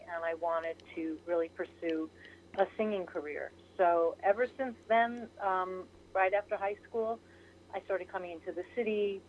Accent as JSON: {"language": "English", "town": "Port Jefferson", "region": "New York", "country": "United States", "tie": "born or raised there", "said": "I grew up on Long Island, New York."}